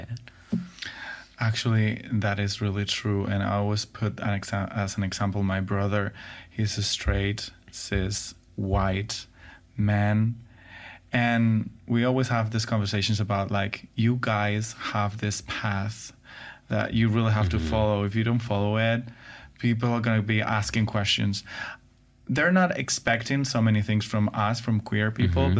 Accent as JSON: {"language": "English", "country": "Spain", "second_language": "English", "said": "we in Spain"}